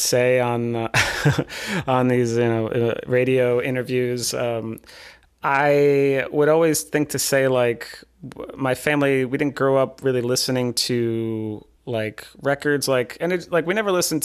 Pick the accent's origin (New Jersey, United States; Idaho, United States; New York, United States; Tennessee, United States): New York, United States; Long Island; moved away as an adult; also born or lived in Pennsylvania; now in California, United States; I'm from Long Island, and I went to school out in Pennsylvania